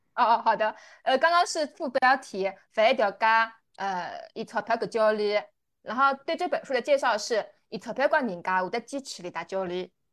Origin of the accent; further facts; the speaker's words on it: Huzhou, Zhejiang, China; accent: Wu; 我是浙江湖州人，然后我的话是吴语派